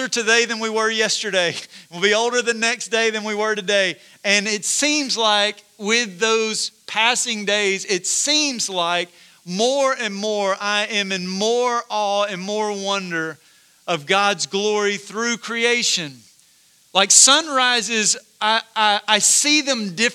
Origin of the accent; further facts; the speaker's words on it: Corinth, United States; I grew up in Corinth, so not far from here